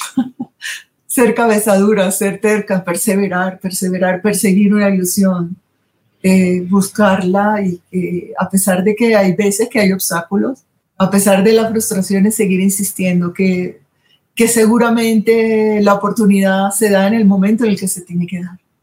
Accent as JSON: {"language": "Spanish", "region": "Colombian Caribbean coast", "country": "Colombia"}